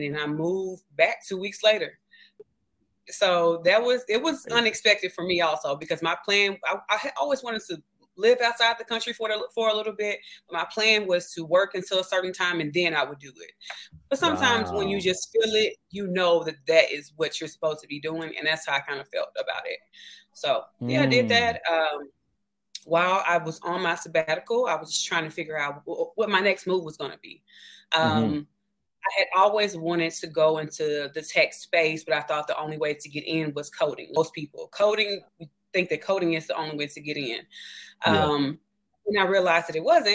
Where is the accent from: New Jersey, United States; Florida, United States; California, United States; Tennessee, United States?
Tennessee, United States; Memphis; accent: Southern; also born or lived in Puerto Vallarta, Mexico; I am from Memphis, Tennessee